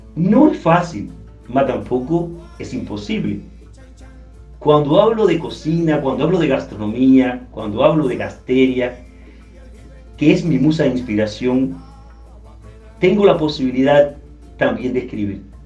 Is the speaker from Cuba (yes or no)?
yes; Cuba; now in Rio de Janeiro, Brazil; Nosotros que somos cubanos